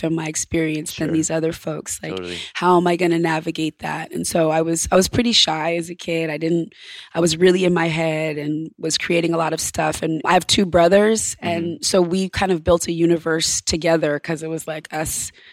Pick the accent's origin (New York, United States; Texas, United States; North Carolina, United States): New York, United States; Ithaca; I grew up in a town called Ithaca, New York, in upstate